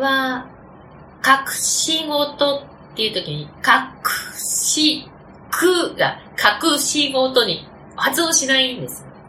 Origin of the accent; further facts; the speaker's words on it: Nagoya, Aichi, Japan; accent: Nagoya dialect; 私は本当にひどい名古屋弁でしたし